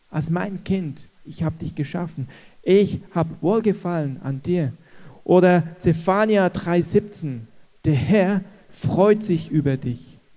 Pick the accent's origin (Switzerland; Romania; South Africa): Switzerland; als Schweizer, Deutsch vorbereitet